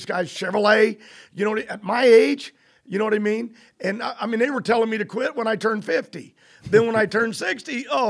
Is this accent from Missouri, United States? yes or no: no; California, United States; I'm from California